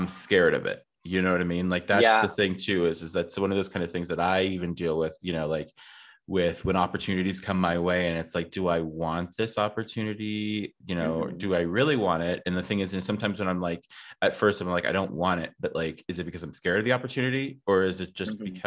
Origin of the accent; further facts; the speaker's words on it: Ohio, United States; I grew up in Ohio.